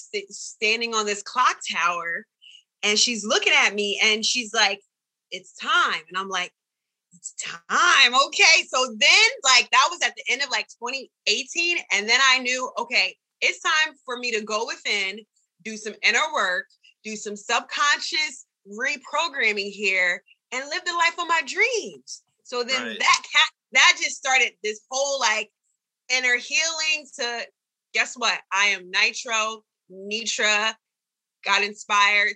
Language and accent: English; Delaware, United States; I'm from Delaware, which is down the street from Philly.